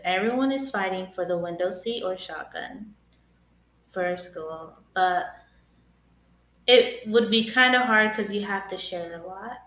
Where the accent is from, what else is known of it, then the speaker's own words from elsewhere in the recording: Newport, Oregon, United States; Soy nacida en Newport, Oregon.